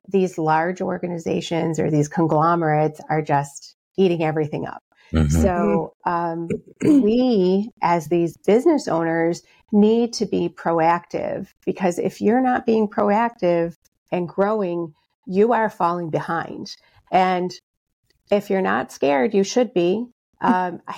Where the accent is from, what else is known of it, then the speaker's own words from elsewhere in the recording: Rochester, New York, United States; I'm from Rochester, New York. That's where I'm coming to you from now.